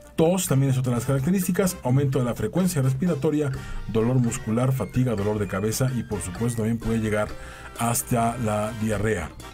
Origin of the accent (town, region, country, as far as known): Mexico